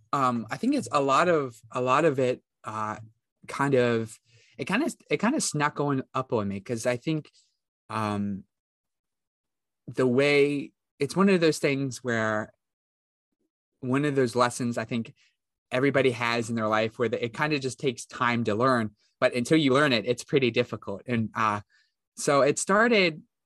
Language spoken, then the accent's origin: English; West Virginia, United States; I come from West Virginia